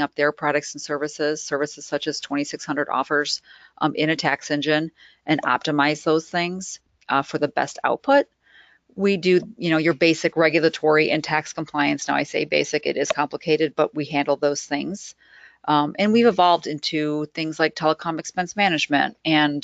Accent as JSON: {"language": "English", "region": "Midwest", "country": "United States", "said": "I'm from the Midwest"}